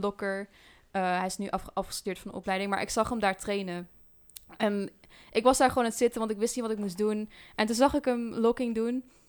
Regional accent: Dieren, Gelderland, Netherlands; En ik kom uit Dieren. Ehm, ja, daar kom ik oorspronkelijk vandaan

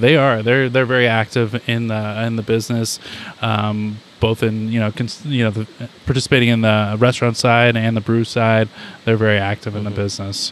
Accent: New Hampshire, United States; now in Cazenovia, United States; I grew up in New Hampshire

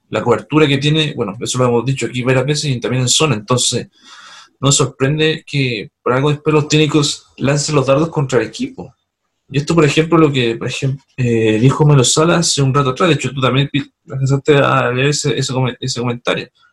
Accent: Punta Arenas, Magallanes, Chile; Saludos a Punta mi ciudad natal.

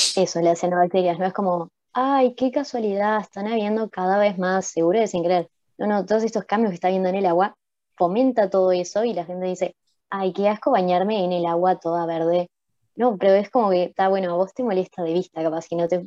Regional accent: Uruguay; como uruguayos también somos responsables de eso

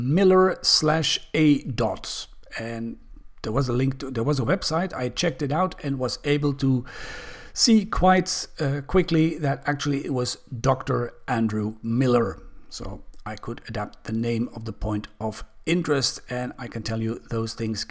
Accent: Belgium; Belgium, my home country

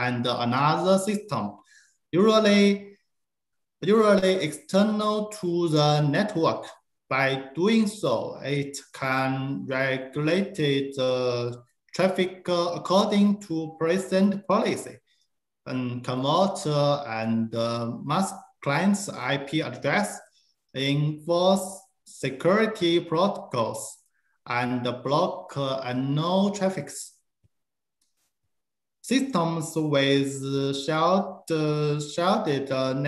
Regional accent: China; also born or lived in Beijing, China; I'm from China

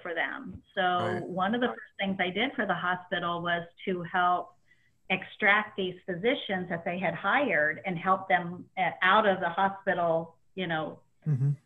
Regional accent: Indianapolis, Indiana, United States; I grew up just a couple blocks from the track

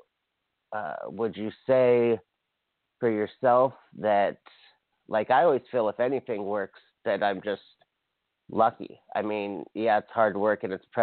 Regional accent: Hawaii, United States; now in Los Angeles, United States; I'm from Hawaii, so I feel it's like a reverse east-west, because Hawaii could not be more different than Los Angeles, the small island I'm from

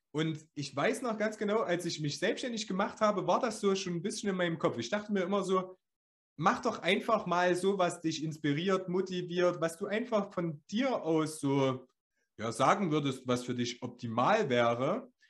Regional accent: Thuringia, Germany; Wie wir das sagt, sagt man das so in Deutschland oder sagt man das nur bei uns in Ostthüringen?

